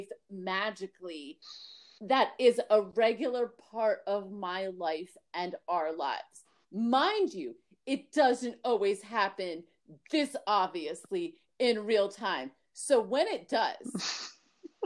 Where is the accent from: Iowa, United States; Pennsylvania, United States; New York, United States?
New York, United States; New York City; I was born in Brooklyn, New York